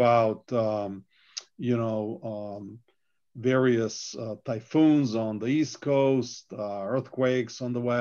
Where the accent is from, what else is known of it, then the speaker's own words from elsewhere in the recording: Serbia; moved away; I'm originally from Serbia